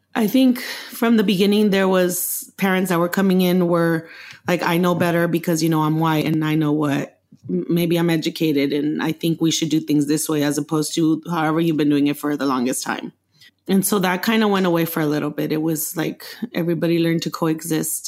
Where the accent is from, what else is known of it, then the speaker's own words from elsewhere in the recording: Los Angeles, California, United States; also born or lived in Mexico; I grew up in Los Angeles since the age of six when my parents brought me